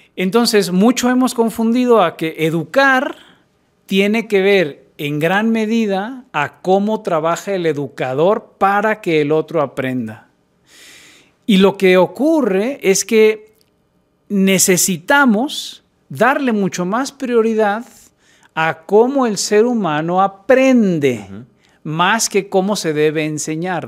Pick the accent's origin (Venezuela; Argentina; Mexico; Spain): Mexico; Guadalajara, Jalisco; yo nací en Guadalajara